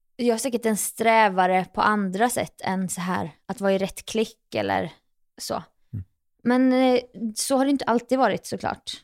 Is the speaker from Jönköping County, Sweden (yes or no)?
yes; Jönköping, Jönköping County, Sweden; moved away as an adult; now in Stockholm, Sweden; mina egna gamla fotspår hemma i Jönköping